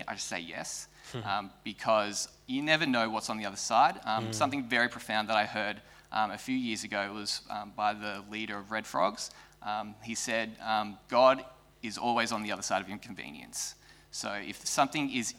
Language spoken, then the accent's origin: English; Geelong, Victoria, Australia; also born or lived in northern New South Wales; now in Melbourne, Australia; Originally I'm from Geelong